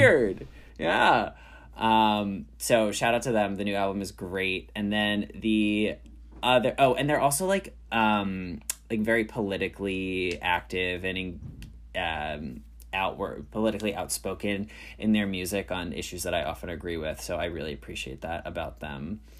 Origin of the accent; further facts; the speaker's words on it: New York, United States; Oh, I'm from New York.